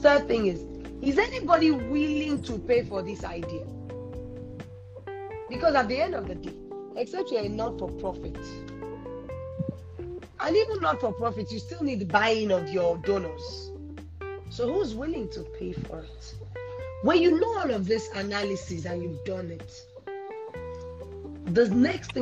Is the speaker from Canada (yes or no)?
no; Nigeria; I'm Nigerian